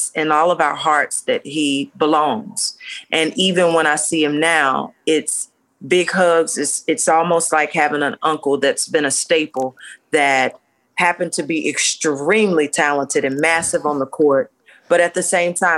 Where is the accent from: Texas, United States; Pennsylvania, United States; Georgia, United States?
Georgia, United States; Atlanta; I'm born and raised in Georgia on the south side of the city